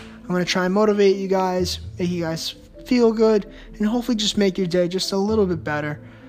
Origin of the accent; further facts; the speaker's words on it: Long Island, New York, United States; I'm 21. I'm from Long Island, New York